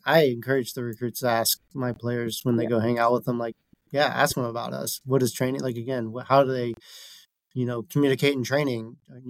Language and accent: English; Newport News, Virginia, United States; I'm from Newport News too. So again, my family's here.